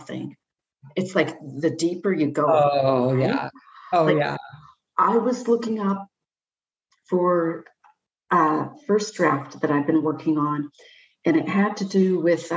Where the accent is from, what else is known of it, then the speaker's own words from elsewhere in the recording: Nanaimo, British Columbia, Canada; I grew up in Nanaimo, and I never thought there was any heavy duty crime